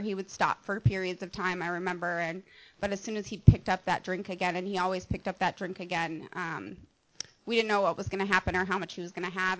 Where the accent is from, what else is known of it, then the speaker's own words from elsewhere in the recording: Montana, United States; now in Mission Viejo, United States; I'm from Montana, and I grew up in Montana